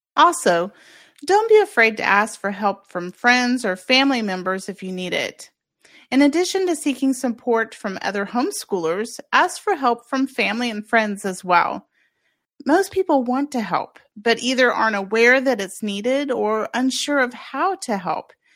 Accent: Kansas, United States; moved away as an adult; also born or lived in Oahu, Hawaii; my home state of Kansas

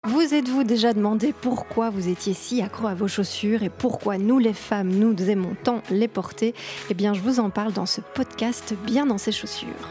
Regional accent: Belgium; J'ai 37 ans, je suis belge.

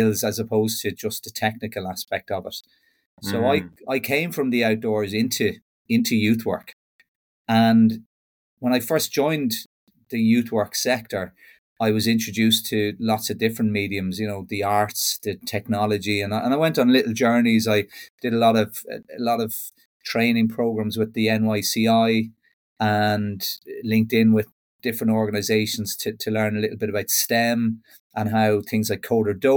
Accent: Kells, Leinster, Ireland; moved away as an adult; now in West of Ireland, Ireland; I'm originally from Kells in Meath and relocated over to the west of Ireland a little bit over 15 years ago

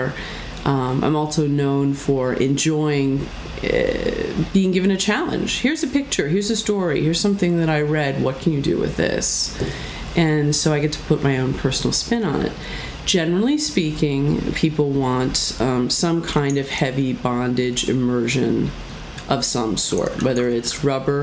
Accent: Philadelphia, Pennsylvania, United States; moved away; I'm from Philadelphia

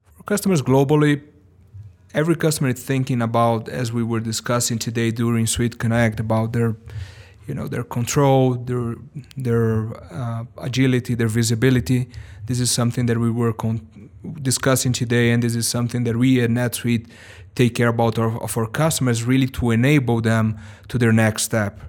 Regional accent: São Paulo, Brazil; English is a second language; also born or lived in Missouri, United States; I was born and raised in Sao Paulo, Brazil

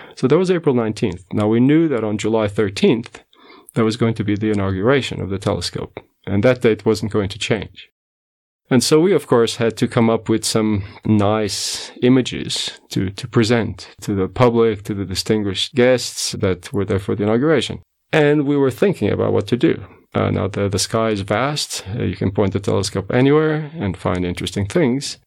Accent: Portugal; moved away as an adult; also born or lived in United States; now in South Africa; I was born in Portugal, and then when I was eighteen, I went to the U S to study

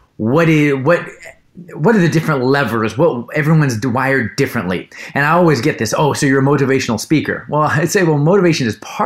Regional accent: Los Angeles, California, United States; born and raised in Los Angeles, California

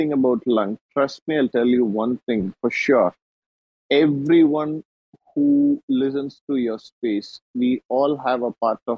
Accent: India; I'm from India

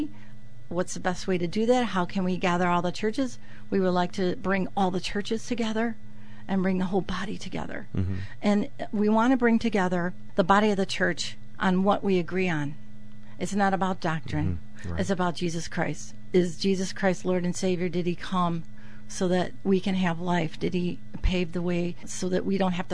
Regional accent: Chicago, Illinois, United States; now in Naperville, United States; I was raised in Chicago as a child, but I also have quite a heart for Naperville because I've lived there for the past 18 years

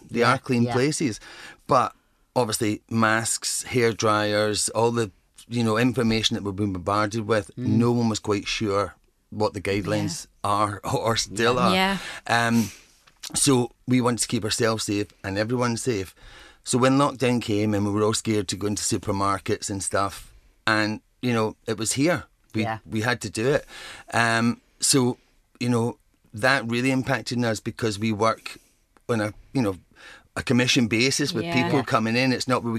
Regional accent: Ireland; Because I'm Irish and I've got red hair.

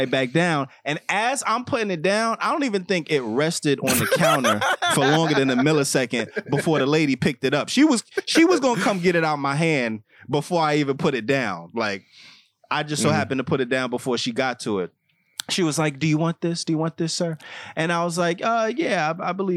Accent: New York, United States; I was from New York

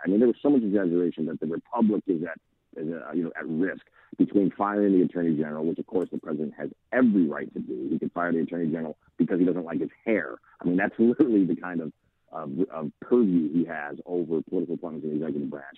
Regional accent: United States; as an American

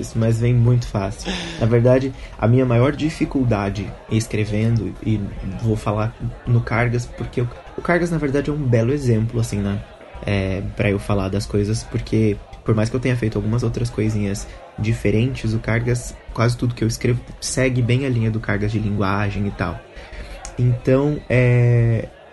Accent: Minas Gerais, Brazil; now in São Paulo, Brazil; eu também sou de Minas, mas nunca fui pro Nordeste

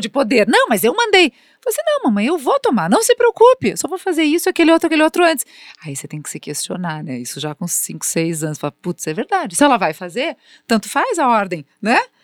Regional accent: Brazil; como brasileiros

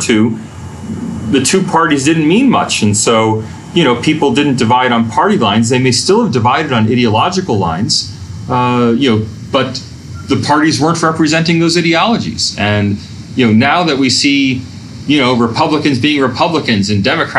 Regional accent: United States; now in Sydney, Australia; as an American

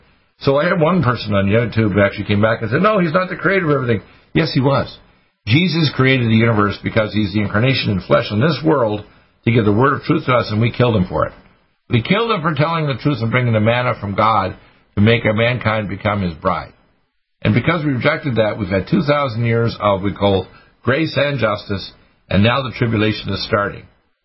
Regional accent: Dartmouth, Nova Scotia, Canada; I was raised in Dartmouth, Nova Scotia, a naval town

